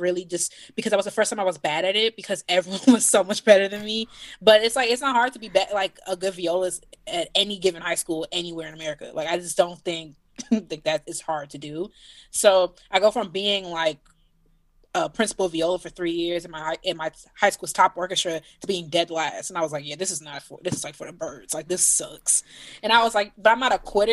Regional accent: Evanston, Illinois, United States; I'm a violist from Evanston, Illinois, which is a suburb just north of Chicago

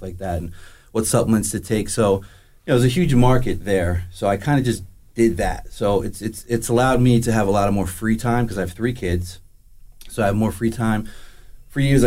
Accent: Howell, New Jersey, United States; I'm a local guy. I grew up in Howell, Freehold area. Kind of a gypsy, though, to be honest with you. I just bounced around all over New Jersey.

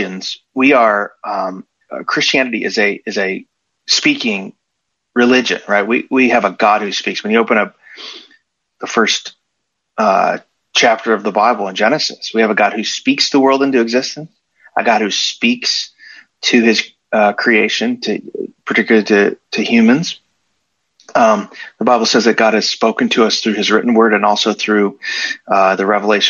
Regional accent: Chicago, Illinois, United States; also born or lived in Nashville; now in Texas, United States; I'm originally from the Chicago area

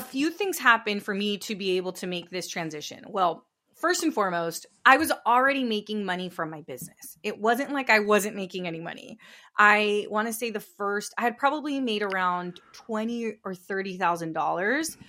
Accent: Northern California, United States; I grew up in California. I grew up in Northern California to, to immigrant parents.

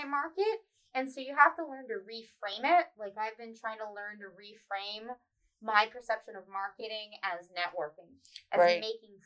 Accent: York, Pennsylvania, United States; I grew up in York, and I've always seen it as this dead industrial town

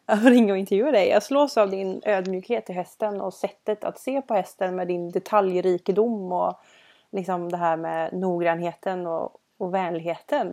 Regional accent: Gothenburg, Västra Götaland, Sweden; både du och jag är ju från Göteborg

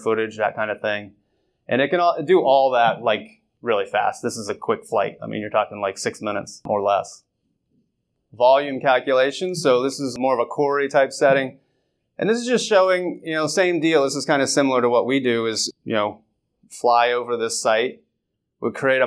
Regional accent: Northwest Ohio, United States; I'm from Northwest Ohio

